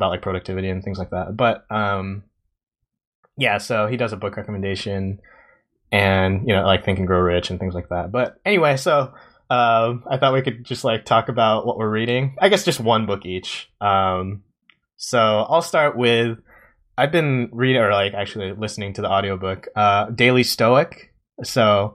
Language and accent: English; Japan; growing up in Japan